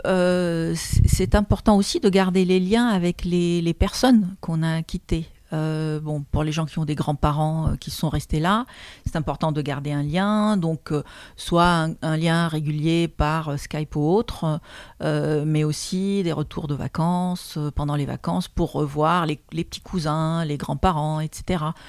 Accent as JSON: {"language": "French", "country": "Lebanon", "tie": "born or raised there", "also_born_or_lived": "Moscow, Russia / Warsaw, Poland", "moved": "as an adult", "lives_now": "France", "said": "je suis arrivée en France à l'âge de 25 ans parce que je suis née au Liban d'une famille libanaise"}